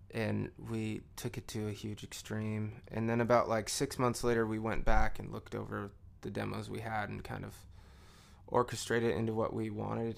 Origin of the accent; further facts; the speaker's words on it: Santa Rosa, California, United States; moved away as an adult; also born or lived in Willow Creek, California / Portland, Oregon; now in Nashville, United States; I'm from Northern California out in the woods